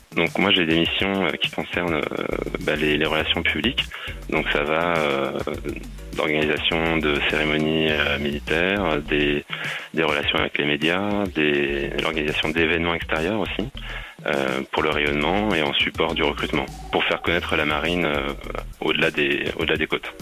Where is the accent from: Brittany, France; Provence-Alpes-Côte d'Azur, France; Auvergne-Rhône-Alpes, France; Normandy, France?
Brittany, France; je suis breton